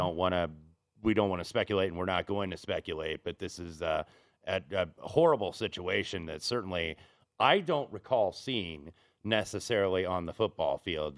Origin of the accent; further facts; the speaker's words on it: Indianapolis, Indiana, United States; I grew up in Indianapolis